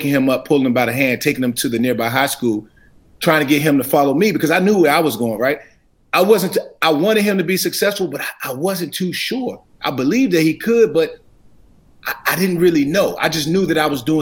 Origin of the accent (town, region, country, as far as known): Washington, United States; born or raised there